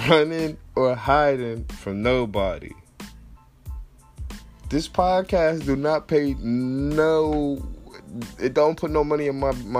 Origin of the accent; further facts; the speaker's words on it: New Jersey, United States; I'm from New Jersey, so I know what I like.